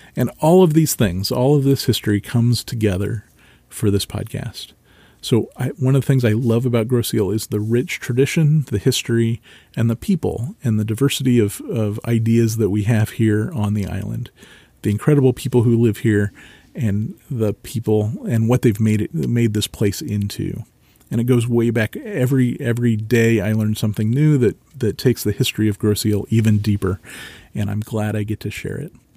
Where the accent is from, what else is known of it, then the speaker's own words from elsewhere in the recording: Marysville, Ohio, United States; I grew up in Marysville, Ohio.